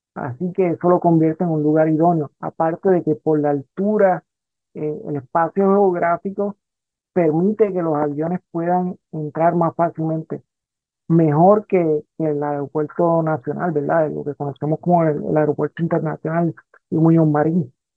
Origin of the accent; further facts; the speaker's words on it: Rincón, Puerto Rico; also born or lived in Aguadilla, Puerto Rico; soy eh, natural de Rincón, pero Aguadilla es mi segundo pueblo. Yo pasé gran parte de mi vida ahí en, Aguadilla.